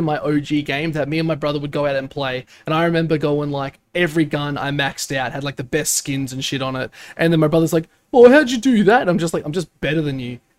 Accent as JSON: {"language": "English", "town": "Brisbane", "region": "Queensland", "country": "Australia", "tie": "born or raised there", "said": "What's wrong with Brisbane? You just dissed my hometown"}